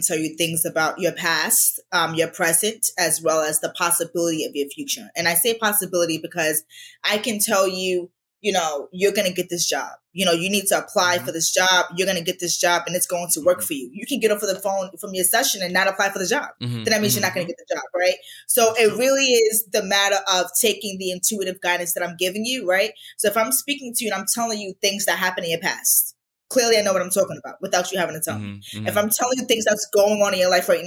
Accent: New York City, New York, United States; I'm from Jamaica, Queens

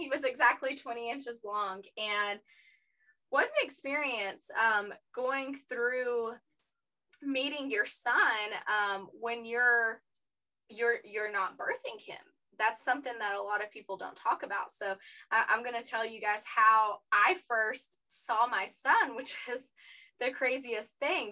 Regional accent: East Tennessee, United States; I'm from East Tennessee and that's where Knoxville is

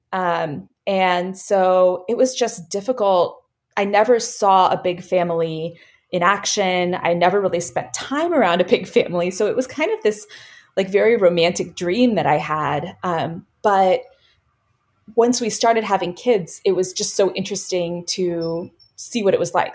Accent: Virginia, United States; moved away as an adult; also born or lived in Bay Area, California; we actually just moved back to Virginia, to our home state from California

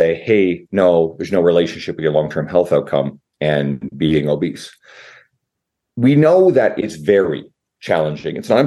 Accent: Newfoundland and Labrador, Canada; now in Edmonton, Canada; I'm in Edmonton, Canada, although I'm originally from the east coast of Canada, Newfoundland

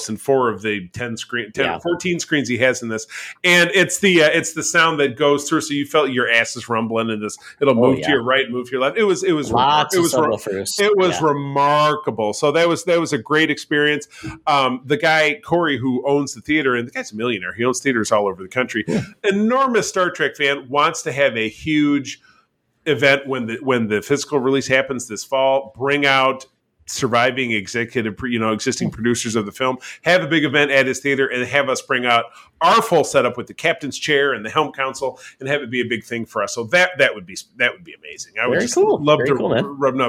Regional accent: Detroit, Michigan, United States; So I'm from Metro Detroit.

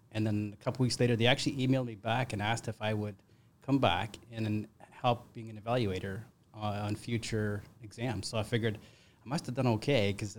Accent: British Columbia, Canada; now in Ontario, Canada; So I grew up in Northern BC, and my dad was in construction.

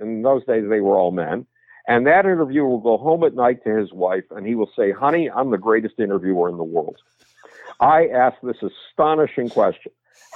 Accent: Buffalo, New York, United States; moved away; my hometown, Buffalo, New York

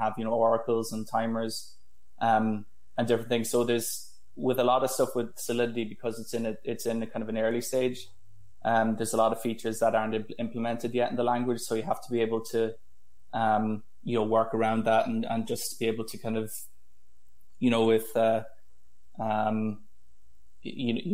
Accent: Ireland; I'm from Ireland, and I studied in UCC

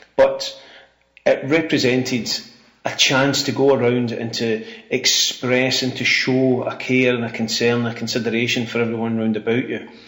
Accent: Ayrshire, Scotland, United Kingdom; the life I had growing up in Ayrshire, where every Hogmanay

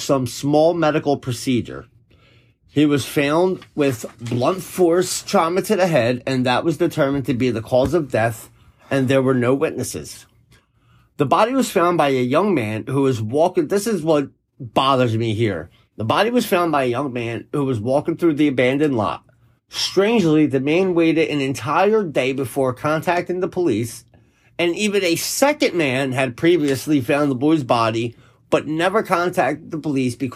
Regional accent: Philadelphia, Pennsylvania, United States; Growing up in Philadelphia

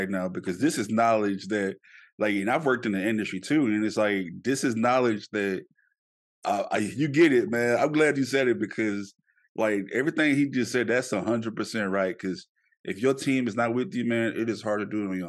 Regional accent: Shreveport, Louisiana, United States; I'm from Shreveport

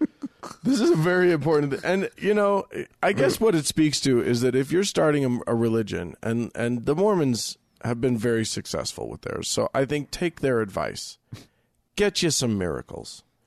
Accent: Salt Lake City, Utah, United States; I was raised with here in Salt Lake City.

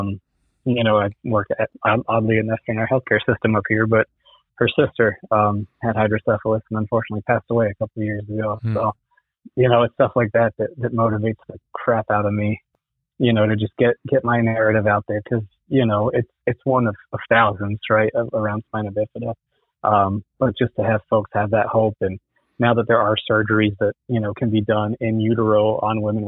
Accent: West Palm Beach, Florida, United States; I was born in West Palm Beach

